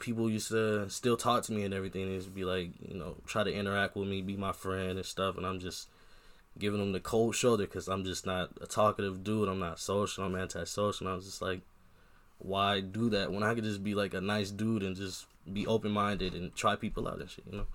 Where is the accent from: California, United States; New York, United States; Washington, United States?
California, United States; Long Beach; now in Iowa, United States; I'm from Long Beach